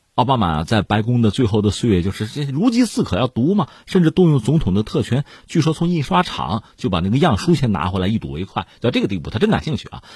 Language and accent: Chinese; China; 连我作为一个普通中国公众我都受不了